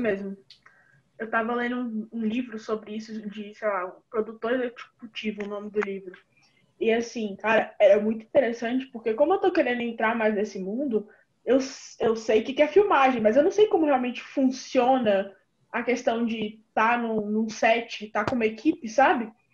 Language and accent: Portuguese; Brasília, Federal District, Brazil; eu sou de Brasília DF, a capital